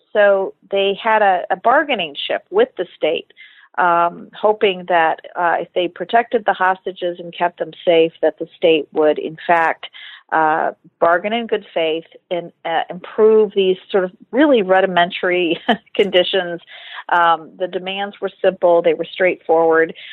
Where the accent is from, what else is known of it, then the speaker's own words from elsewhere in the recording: Detroit, Michigan, United States; I was a uh, kid growing up in Detroit, uh, Michigan, in the 80s